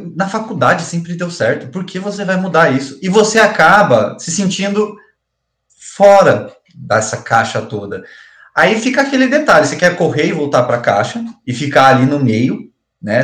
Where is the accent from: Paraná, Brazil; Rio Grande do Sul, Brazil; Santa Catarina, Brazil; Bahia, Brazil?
Paraná, Brazil; Campo Mourão; nós somos de Campo Mourão